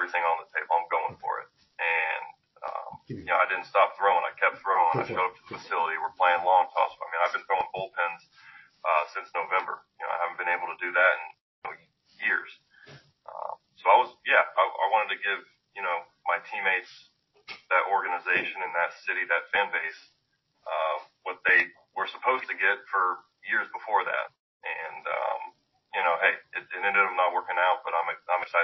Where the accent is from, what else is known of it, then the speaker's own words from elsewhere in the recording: the South, United States; growing up in the South